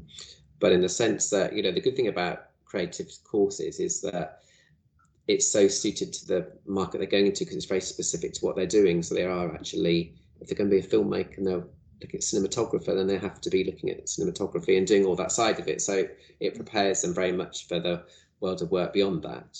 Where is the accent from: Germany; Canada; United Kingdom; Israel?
United Kingdom; North Cambridgeshire, East of England; I was born in North Cambridshire, so and I went and lived here for a year when I did my Art Foundation course